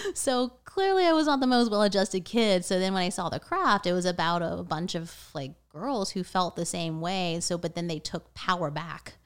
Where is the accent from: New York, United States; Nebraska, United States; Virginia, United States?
Virginia, United States; Vienna; I grew up in Northern Virginia, Vienna